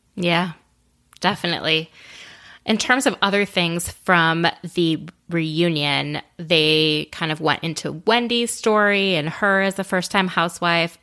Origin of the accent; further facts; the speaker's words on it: Minnesota, United States; as a Minnesotan myself